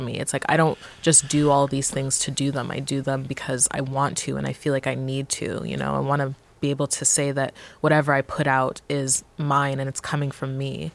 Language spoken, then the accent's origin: English; Montreal, Quebec, Canada; I would consider myself like a Montrealer and Montreal is my hometown